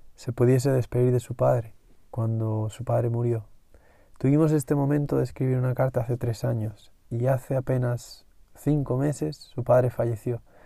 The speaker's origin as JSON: {"language": "Spanish", "town": "Madrid", "region": "Community of Madrid", "country": "Spain", "tie": "born or raised there", "said": "yo tuve la suerte de venir a mi pueblo al menos dos veces al año hasta que fui adolescente y eso me dio mucho contacto con la naturaleza, me dio mucho contacto con los animales, me permitió ver los dos mundos, el mundo de la capital en Madrid"}